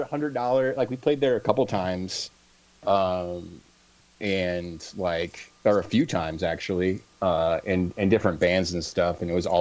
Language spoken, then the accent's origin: English; Clinton, Iowa, United States; I grew up in Clinton.